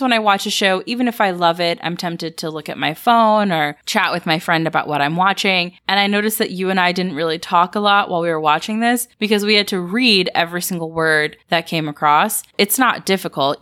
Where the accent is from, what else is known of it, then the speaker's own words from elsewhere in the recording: Atlanta, Georgia, United States; growing up in the South, there was such society built around which church you went to. At least that was the culture in Atlanta where I grew up